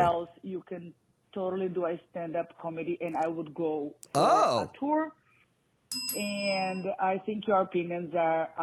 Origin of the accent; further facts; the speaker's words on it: Brazil; moved away; I am originally from Brazil